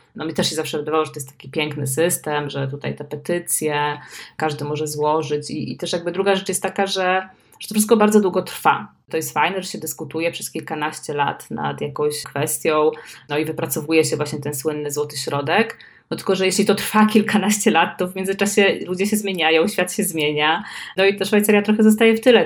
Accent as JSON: {"language": "Polish", "town": "Słupsk", "region": "Pomeranian Voivodeship", "country": "Poland", "tie": "born or raised there", "said": "ja się urodziłam w Słupsku"}